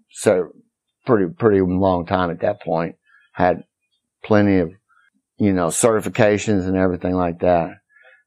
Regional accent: Corpus Christi, Texas, United States; moved away as an adult; also born or lived in Arkansas / Austin, Texas; now in Nicaragua; I grew up in Corpus Christi until I was like 16. And then moved to Arkansas

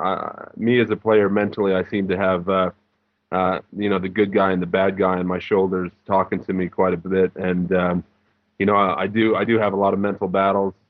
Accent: United States; as an American

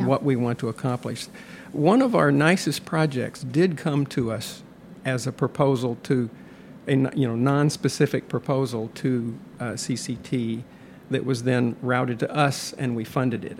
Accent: Western Kentucky, United States; moved away as an adult; also born or lived in Atlanta, Georgia / Tennessee / California; now in Illinois, United States; moved at age two to Kentucky. So I have no memories of Atlanta and lived in Kentucky age two through college at the University of Kentucky

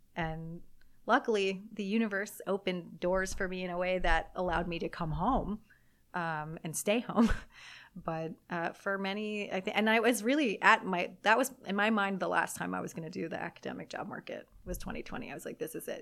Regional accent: Southern California, United States; moved away as an adult; also born or lived in Germany; I'm from Southern California, getting to come home to Southern California. My family is here

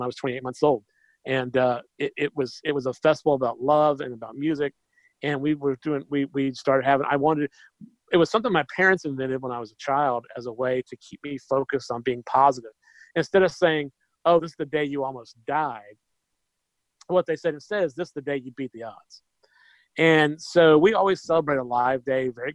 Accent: Macon, Georgia, United States; my hometown

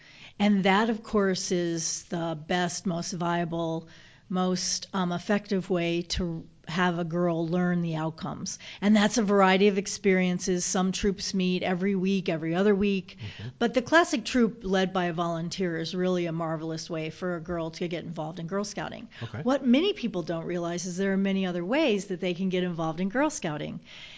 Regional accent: Southern United States, United States; accent: Southern; Well, that's because I'm a Southerner. It just kind of comes out. Can't say Savannah with a Michigan accent.

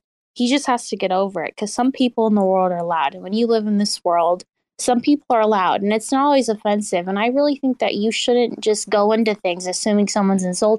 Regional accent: Missouri, United States; I'm from Missouri.

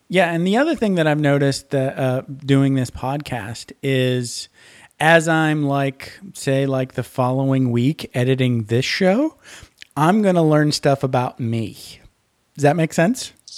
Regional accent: Menominee, Michigan, United States; where I grew up is a place called Menominee, Michigan

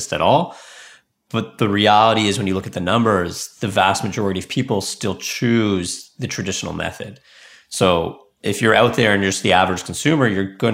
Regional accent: Canada; also born or lived in Silicon Valley, United States; I'm from Canada, but I spent 5 years in Silicon Valley

